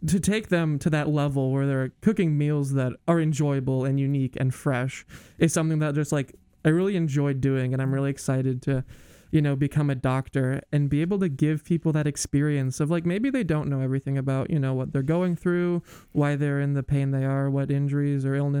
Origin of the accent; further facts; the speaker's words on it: Iowa, United States; I'm from Iowa.